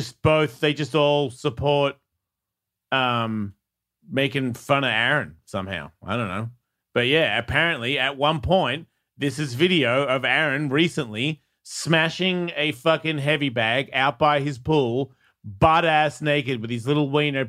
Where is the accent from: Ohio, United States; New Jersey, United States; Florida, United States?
Florida, United States; Tampa; Like, you don't even know, man. I'm from Tampa.